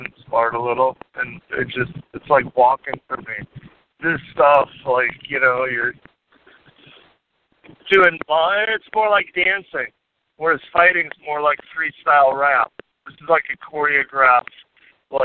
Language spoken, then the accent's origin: English; Munster, Indiana, United States; moved away; my hometown of Munster